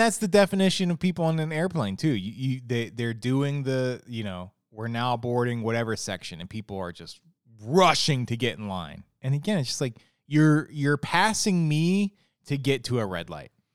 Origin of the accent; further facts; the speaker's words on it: Ohio, United States; moved away as an adult; also born or lived in Florida / Arizona; now in Virginia, United States; I grew up in Ohio, very flat